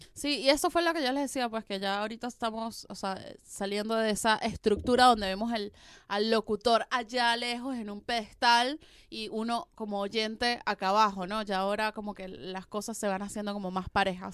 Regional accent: Venezuela; now in Argentina; soy venezolana

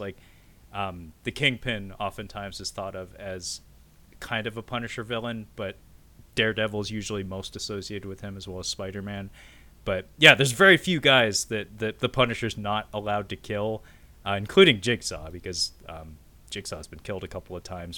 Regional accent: Pacific Northwest, United States; us Pacific Northwesterners

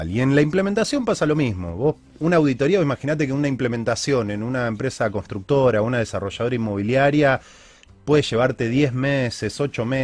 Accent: Argentina; como argentinos puntualmente.

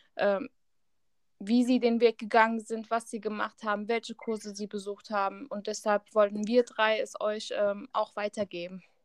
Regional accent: Hesse, Germany; Ich komme aus Hessen

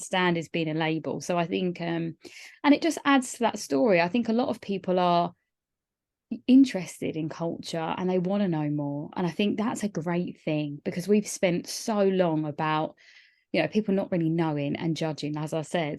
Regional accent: Kent, South East England, United Kingdom; where I grew up in Kent

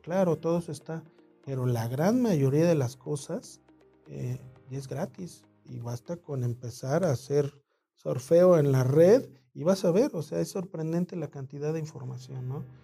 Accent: Mexico City, Mexico; nací en el DF

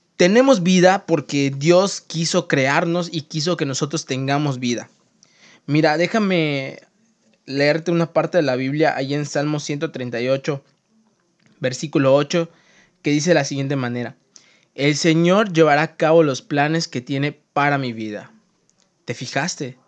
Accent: Mexico; also born or lived in Mérida, Yucatán; yo soy mexicano y vivo en Yucatán, en Mérida

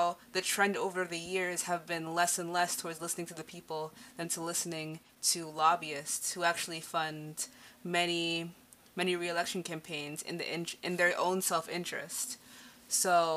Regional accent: United States; I'm an American

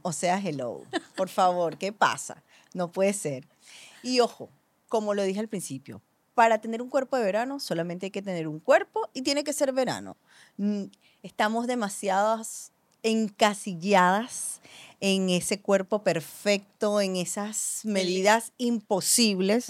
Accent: Venezuela; yo que nací, que crecí en Venezuela

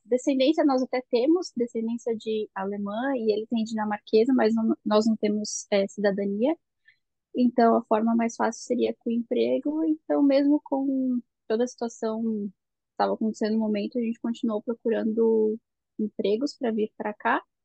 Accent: Blumenau, Santa Catarina, Brazil; moved away as an adult; now in Germany; a gente é de Blumenau, em Santa Catarina

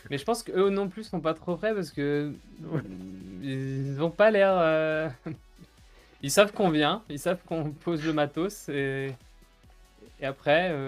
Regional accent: Bourgogne-Franche-Comté, France; Je viens de Franche-Comté.

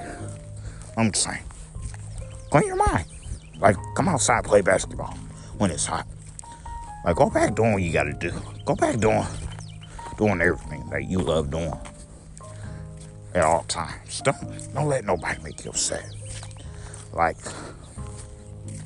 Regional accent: United States; I'm American.

